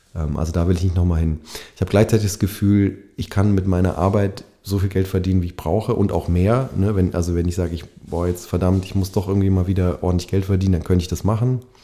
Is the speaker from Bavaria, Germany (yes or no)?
yes; Bavaria, Germany; ich bin in Bayern aufgewachsen, also in, in Westdeutschland im kapitalistischen Westen